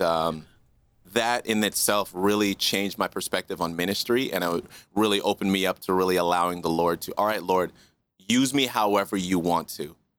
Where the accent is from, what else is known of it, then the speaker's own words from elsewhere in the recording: Canada; also born or lived in Kingston, Jamaica / Regina, Saskatchewan; My official coming to Canada was, I think I was just around a year